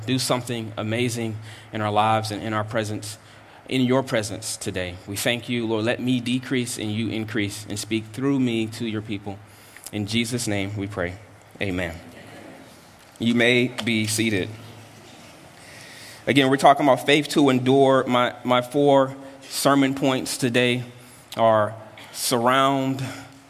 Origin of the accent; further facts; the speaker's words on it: North Carolina, United States; I'm from the South, from North Carolina, and that's how I grew up.